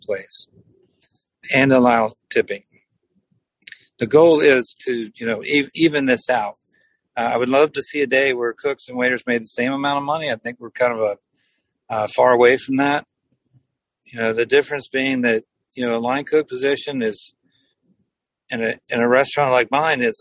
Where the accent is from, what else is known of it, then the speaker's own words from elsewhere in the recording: Cajun part of Louisiana, United States; I grew up in Louisiana, so I had it forever. I grew up in the Cajun part of the state